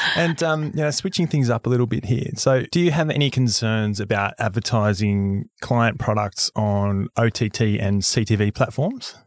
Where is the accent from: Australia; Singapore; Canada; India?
Australia; I grew up in Australia